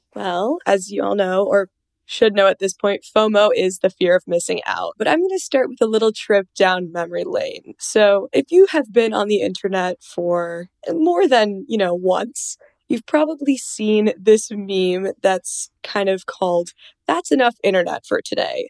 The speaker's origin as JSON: {"language": "English", "region": "Minnesota", "country": "United States", "said": "I'm from Minnesota, so we're always ice skating on the lake."}